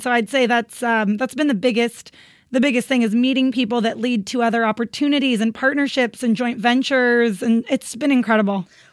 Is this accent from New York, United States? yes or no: no; Northern California, United States; moved away as an adult; also born or lived in San Diego, California; now in Los Angeles, United States; Originally, I'm from Northern California, this tiny town